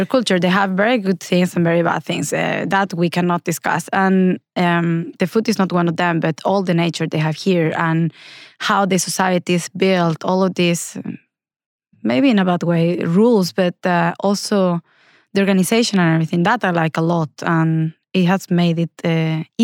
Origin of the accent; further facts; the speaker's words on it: Spain; English is a second language; moved away as an adult; now in Oslo, Norway; I'm from Spain, as I guess many people can hear from my super English. But I'm from Spain